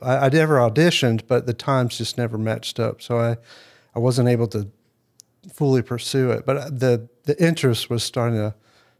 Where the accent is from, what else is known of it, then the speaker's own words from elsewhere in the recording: Jackson, Tennessee, United States; I was born in Jackson, Tennessee. I was a Navy brat, so I was born here. We lived here for a little while, and then my dad being in the Navy, we had to move around.